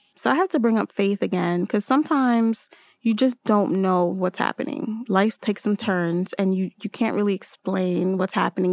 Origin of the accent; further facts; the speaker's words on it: Newark, New Jersey, United States; also born or lived in Trinidad and Tobago; still am a Jersey girl 'cause I grew up in Newark, New Jersey